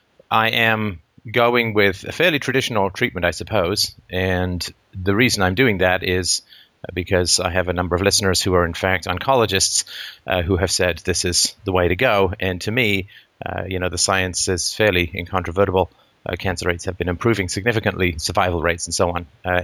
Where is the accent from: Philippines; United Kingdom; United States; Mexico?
United Kingdom; England; moved away; I grew up in England